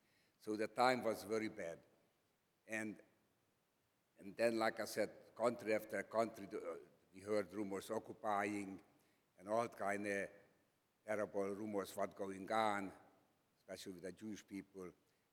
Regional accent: Slovakia; English is a second language; I was born in Czechoslovakia. My hometown was near the Hungarian border. So naturally we spoke Slovak, Czech, and so on.

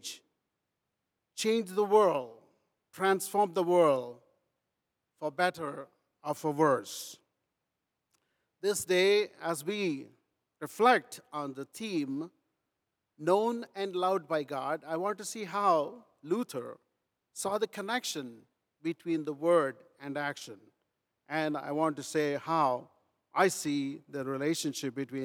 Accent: Rajahmundry, Andhra Pradesh, India; moved away; I was born in India, in a rural India called Rajahmundry, miles away from Germany, but grew up learning first about this German thinker

